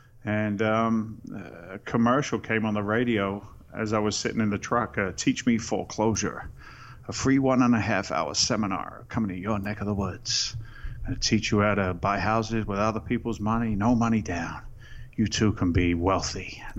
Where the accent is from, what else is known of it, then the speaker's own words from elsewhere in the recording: England, United Kingdom; now in United States; I'm an immigrant to the States. I came here in 86 from England. I'm a working class guy.